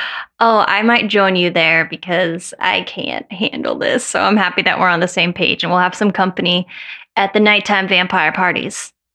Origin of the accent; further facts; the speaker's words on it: Colorado, United States; moved away; I grew up in Colorado.